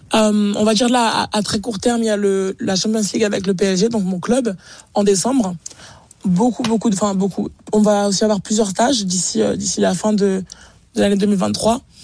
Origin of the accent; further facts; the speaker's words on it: France; en tant que Français